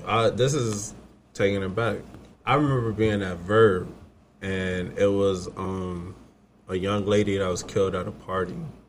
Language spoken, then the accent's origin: English; Southern California, United States; We grew up in Southern California.